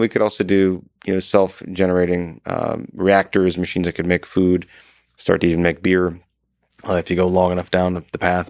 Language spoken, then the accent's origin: English; Wisconsin, United States; moved away; I'm from Wisconsin originally, but we have this big nasally tone